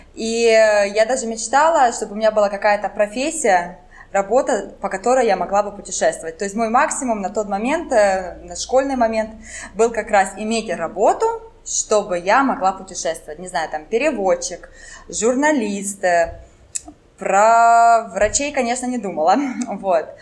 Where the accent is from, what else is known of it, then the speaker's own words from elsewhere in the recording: Kharkiv, Kharkiv Oblast, Ukraine; first language French; Russian is a second language; moved away as an adult; also born or lived in Finland; я с Харькова, родилась в Харькове и в университет ходила, ну вот, 20, ну, 30 минут от дома